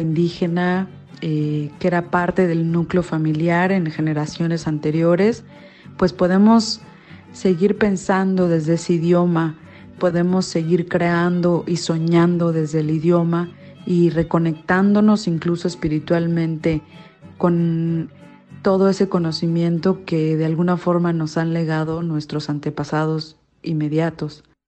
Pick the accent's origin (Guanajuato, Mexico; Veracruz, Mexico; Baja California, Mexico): Veracruz, Mexico; Córdoba; first language Spanish; also born or lived in Ixhuatlán del Café / Boca del Monte; soy de las altas montañas de Veracruz. El náhuatl es mi segunda lengua, mi lengua materna es el español